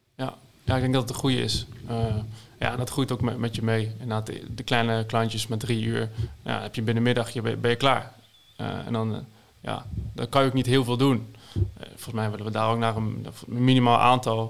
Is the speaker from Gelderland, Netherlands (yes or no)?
yes; Zevenaar, Gelderland, Netherlands; uit Zevenaar dan, waar ik vandaan kom